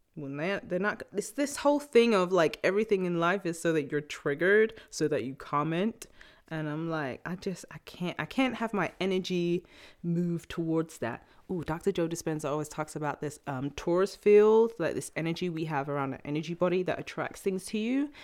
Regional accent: England, United Kingdom; also born or lived in New York; now in Los Angeles, United States; I still was born in England, born and raised.

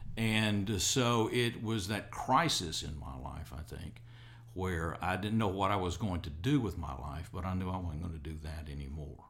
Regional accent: Athens, Alabama, United States; moved away as an adult; now in Jackson, United States; I was born in 1949 in Athens, Alabama. Okay. And uh, my ancestors are from Alabama for several generations.

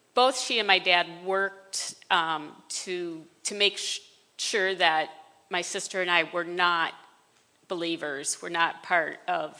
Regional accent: Decatur, Illinois, United States; born there; I was born in Decatur, Illinois. It's where my parents met.

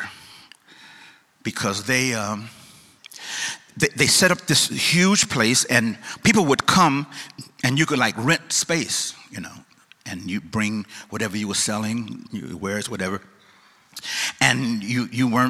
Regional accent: East St. Louis, Illinois, United States; I'm from East St. Louis. East St. Louis, Illinois. Not St. Louis

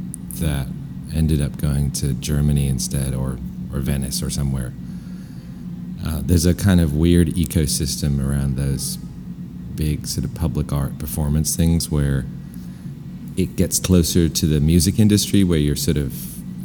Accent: London, United Kingdom; moved away as an adult; I moved here when I was 25.

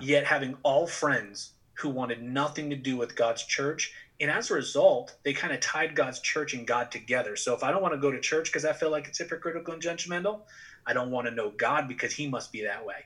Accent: southern New Hampshire, United States; also born or lived in Texas / Massachusetts; my parents found themselves in southern New Hampshire, right over the border in Massachusetts of Massachusetts, and pretty much spent most of my life growing up right there

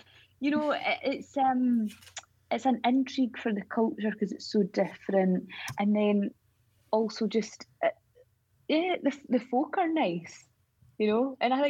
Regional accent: Scotland, United Kingdom; I don't know if this sounds silly me saying this because we obviously are Scottish, but the folk are generally very nice.

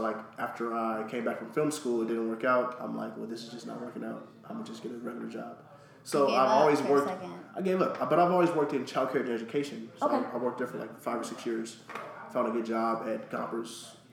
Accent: United States; I grew up in Southeast

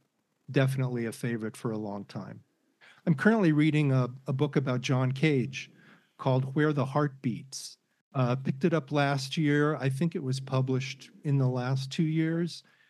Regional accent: Chicago, Illinois, United States; born there; when the Cubs got to the series, because I was born in Chicago

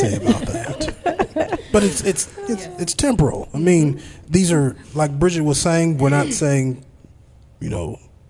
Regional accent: Seattle, Washington, United States; moved away as an adult; also born or lived in Austin; now in Oklahoma City, United States; I'm from Seattle.

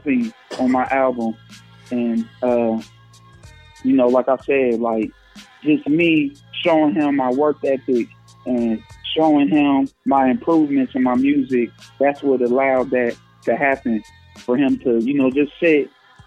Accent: Springfield, Ohio, United States; I was born in Springfield, Ohio

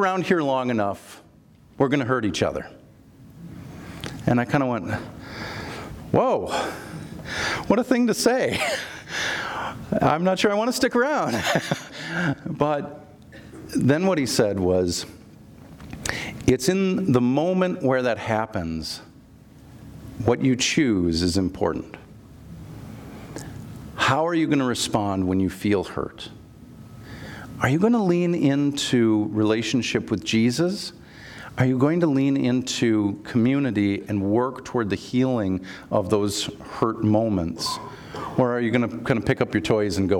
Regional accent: Minnesota, United States; I'm from Minnesota

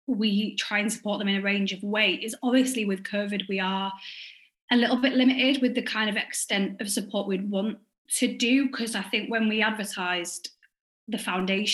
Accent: Hull, Yorkshire and the Humber, United Kingdom; I'm from Hull. I still live here now.

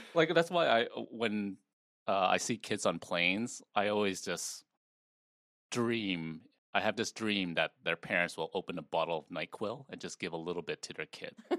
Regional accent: Malaysia; moved away; I was born in Malaysia

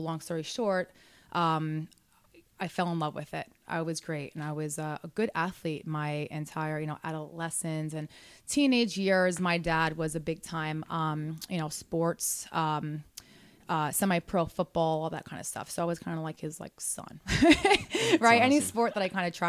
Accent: Sayreville, New Jersey, United States; also born or lived in Brooklyn, New York / upstate New York / Belmar, New Jersey; Jersey. I'm from Sayreville, actually

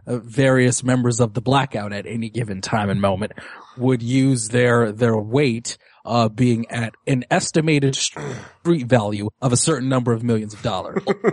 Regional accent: Detroit, Michigan, United States; Again, Medzula, I'm from Detroit. I know that.

